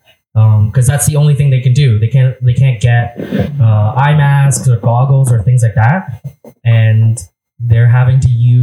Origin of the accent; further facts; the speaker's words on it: Canada; I'm Canadian.